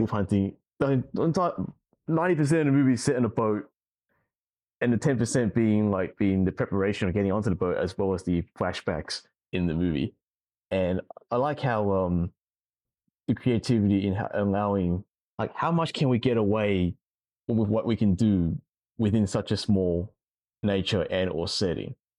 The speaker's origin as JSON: {"language": "English", "town": "Sydney", "region": "New South Wales", "country": "Australia", "said": "from Australia, I'm from Sydney"}